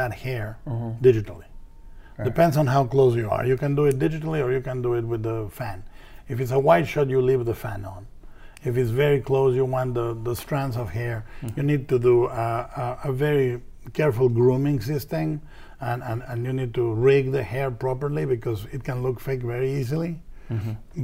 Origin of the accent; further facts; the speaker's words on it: Mexico; I was raised fiscally responsible in Mexico